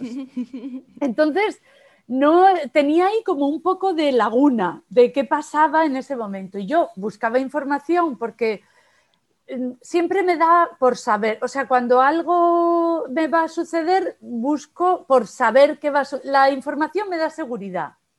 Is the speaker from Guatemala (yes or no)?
no; Almería, Andalusia, Spain; Yo nací en Almería